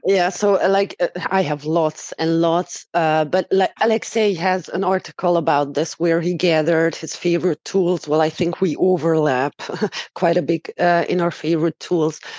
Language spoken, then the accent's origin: English; Romania; moved away as an adult; also born or lived in Dubai; now in Hungary; I was born and raised in Romania and have been living in Hungary for about 10 years.